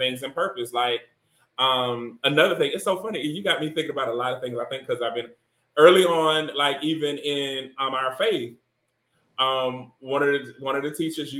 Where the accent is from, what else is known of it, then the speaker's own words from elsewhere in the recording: Deep South, United States; growing up in the Deep South